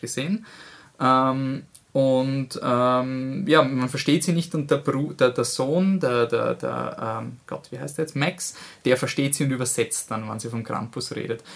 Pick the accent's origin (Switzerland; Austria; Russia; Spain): Austria; wir als Österreicher